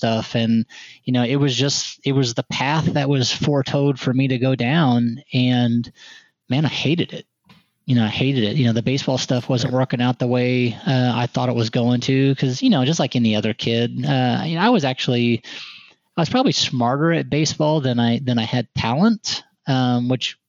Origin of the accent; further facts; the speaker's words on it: Haubstadt, Indiana, United States; moved away; I'm from small town Indiana, southern Indiana to be exact